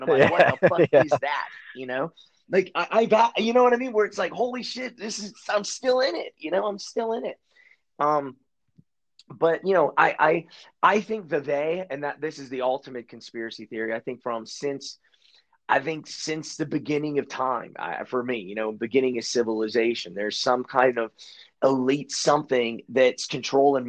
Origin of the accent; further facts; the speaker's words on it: Pittsburgh, Pennsylvania, United States; I'm from Pittsburgh